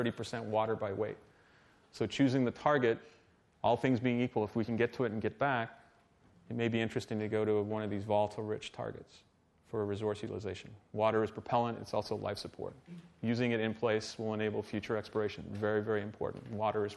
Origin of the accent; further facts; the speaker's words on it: Canada; I'm Canadian